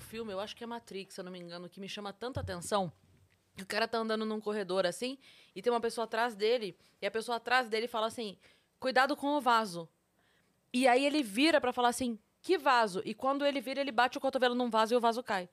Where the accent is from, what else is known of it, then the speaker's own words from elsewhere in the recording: Sorocaba, São Paulo, Brazil; Eu sou de Sorocaba